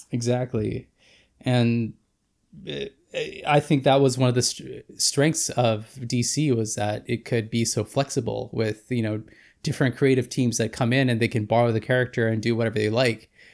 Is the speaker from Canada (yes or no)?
yes; Vancouver, British Columbia, Canada; former filmmaker from Vancouver, B C